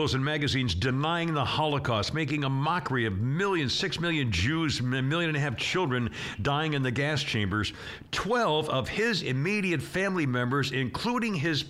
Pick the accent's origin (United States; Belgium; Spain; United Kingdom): United States; Northeast; I grew up in the Northeast